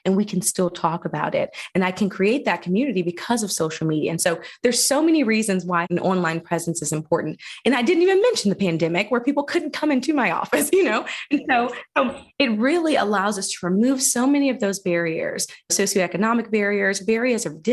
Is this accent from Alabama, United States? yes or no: yes; Phenix City, Alabama, United States; I did grow up here. I grew up in Phoenix City, Alabama.